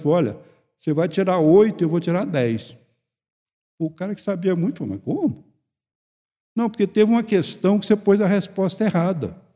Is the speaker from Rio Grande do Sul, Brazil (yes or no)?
no; Goiânia, Goiás, Brazil; eu sou de Goiânia